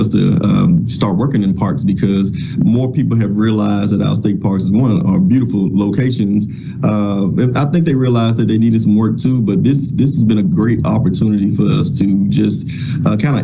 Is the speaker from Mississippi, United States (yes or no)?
yes; Glen Allen, Mississippi, United States; I'm from the Mississippi Delta, born and raised, so I've been here all my life